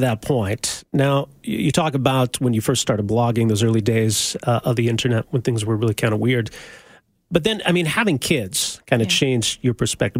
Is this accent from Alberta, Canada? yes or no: yes; Edmonton, Alberta, Canada; moved away as an adult; now in Calgary, Canada; I'm from Edmonton originally.